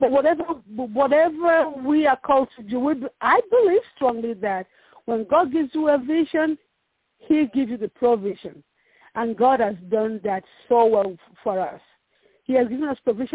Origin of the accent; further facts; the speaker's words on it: Nigeria; now in Dallas, United States; I'm from Nigeria. I have an accent.